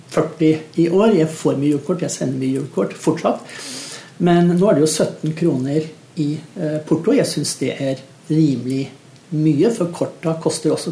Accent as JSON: {"language": "Norwegian", "region": "Eastern Norway", "country": "Norway", "said": "Så i og med at min bedre halvdel er vestlending og jeg er østlending, så kjører vi begge deler på julaften."}